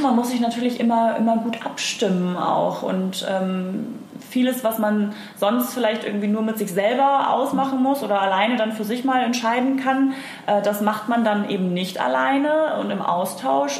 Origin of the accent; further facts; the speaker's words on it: Hamburg, Germany; ich bin Hamburger deren durch und durch und liebe das hier